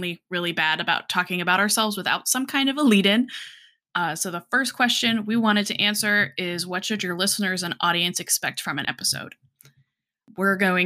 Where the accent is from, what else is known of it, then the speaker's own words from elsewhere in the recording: Colorado, United States; now in South Georgia, United States; I'm from Colorado originally, but I'm currently living in South Georgia.